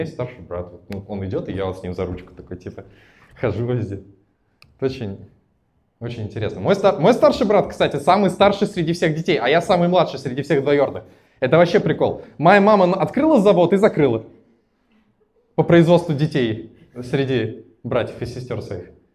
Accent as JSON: {"language": "Russian", "town": "Naberezhnye Chelny", "region": "Tatarstan", "country": "Russia", "tie": "born or raised there", "moved": "yes", "lives_now": "Moscow, Russia", "said": "я родом из набережных Челнов, в целом с городом разобрались. Это Татарстан"}